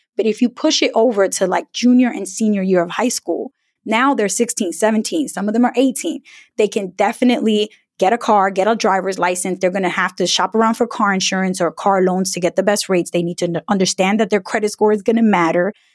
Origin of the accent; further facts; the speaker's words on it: New York City, New York, United States; growing up in an immigrant family in New York City